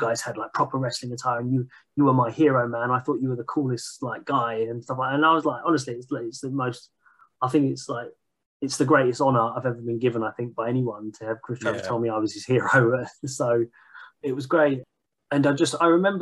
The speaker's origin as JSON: {"language": "English", "area": "Hertfordshire", "region": "East of England", "country": "United Kingdom", "said": "I'm from Hertfordshire, which is, you know, just on the north of London"}